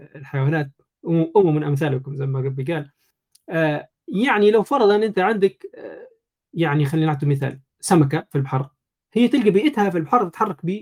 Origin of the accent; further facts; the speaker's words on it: Libya; في بلادنا في ليبيا